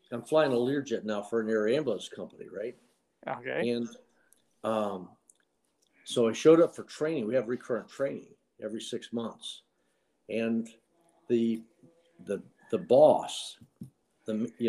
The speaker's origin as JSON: {"language": "English", "town": "Miami", "region": "Florida", "country": "United States", "tie": "born or raised there", "said": "Uh, Miami, Florida."}